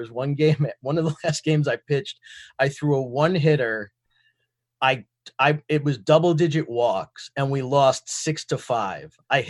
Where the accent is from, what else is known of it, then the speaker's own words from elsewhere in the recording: New York City, New York, United States; I was born in the Bronx. My parents are from the Bronx.